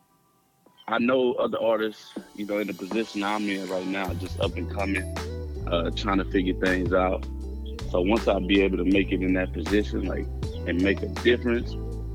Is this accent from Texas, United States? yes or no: yes; Austin, Texas, United States; I'm from Austin, Texas. Born and raised